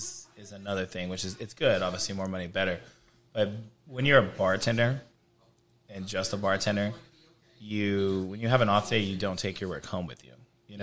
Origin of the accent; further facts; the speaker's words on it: Boston, Massachusetts, United States; So, you know, I'm from Boston, so we don't celebrate Patrick's Day.